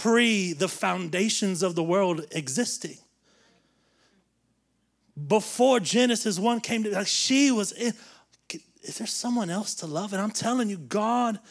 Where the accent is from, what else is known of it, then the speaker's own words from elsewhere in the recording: the South, United States; we grew up in the South where everybody goes to church and all those things.